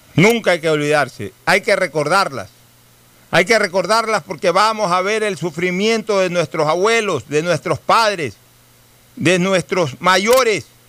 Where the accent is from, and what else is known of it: Ecuador